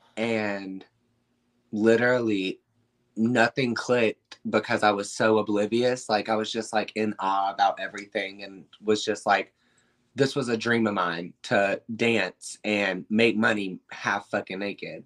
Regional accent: South Carolina, United States; moved away as an adult; also born or lived in Atlanta, Georgia; now in Hollywood, Florida, United States; I was born in Atlanta. Um, I lived there till I was about four to six, I want to say. Um, and then we moved to South Carolina, and that's where I basically like lived my childhood

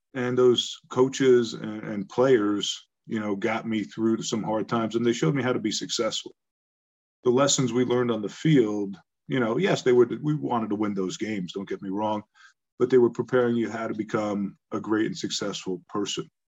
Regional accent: Long Island, New York, United States; also born or lived in Bronx, New York; I was born in the Bronx. We moved out to Long Island, you know, to the suburbs

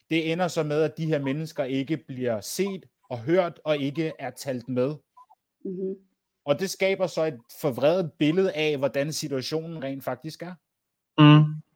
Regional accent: Denmark; Jeg har en dansk mor. Jeg er, jeg, jeg, jeg, er dans, jeg er dansker. Ja. Yeah født, dan- født dansk med dansk pas i Danmark

